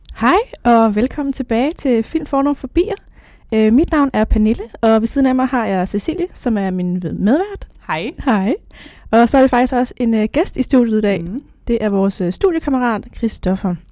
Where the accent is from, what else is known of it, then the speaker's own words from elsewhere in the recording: North Zealand, Capital Region of Denmark, Denmark; Jeg kommer fra Nordsjælland